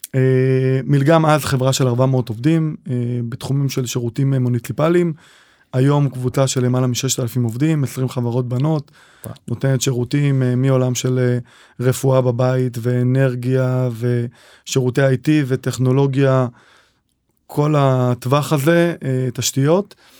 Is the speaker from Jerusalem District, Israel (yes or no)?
no; Kiryat Malakhi, Southern District, Israel; moved away as an adult; now in Kfar Warburg, Israel; גדלתי בקריית מלאכי